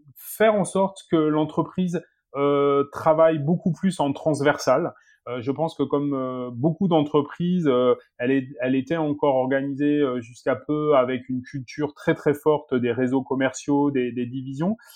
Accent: south-west France, France; je suis originaire du, du sud-ouest de la France, effectivement d'une famille d'agriculteurs

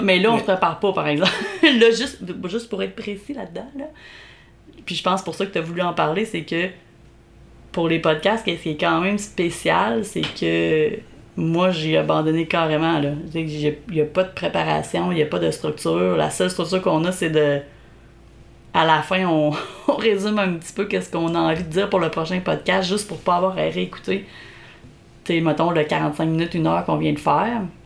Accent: Beauce, Quebec, Canada; accent: Beauceron; moved away as an adult; also born or lived in Montreal; mon accent beauceron

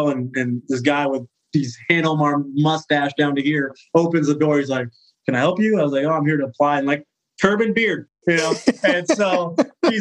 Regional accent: Sacramento, California, United States; moved away as an adult; I'm from Sacramento, West Coast

